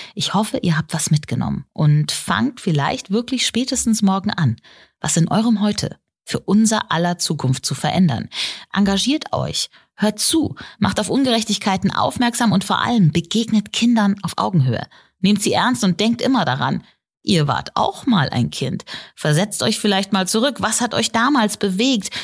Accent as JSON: {"language": "German", "country": "Germany", "said": "bei uns in Deutschland"}